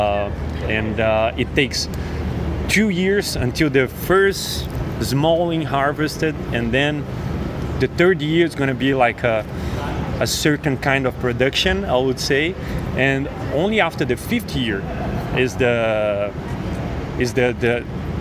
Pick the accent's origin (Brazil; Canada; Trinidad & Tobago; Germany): Brazil; moved away as an adult; now in United States; I'm from Brazil, I came here